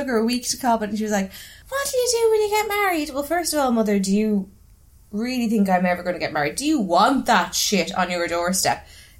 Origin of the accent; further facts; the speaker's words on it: Dublin, Leinster, Ireland; I had a habit of just saying Tala rather than saying where I'm from. Because Tala's like a broad enough place and I don't really want people to know where I live.